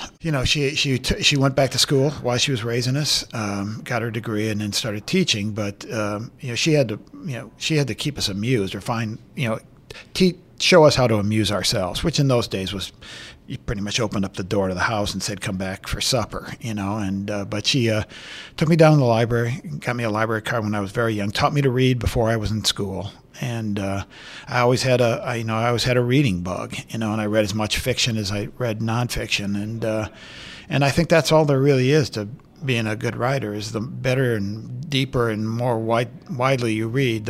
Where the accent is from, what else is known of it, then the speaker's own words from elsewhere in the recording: Iowa, United States; when I tell people I'm from Iowa, I'm from the Iowa side of the Quad Cities, you know, the west side of the Mississippi. People think, you know, I grew up on a farm or in a small town or something, but it was a manufacturing town.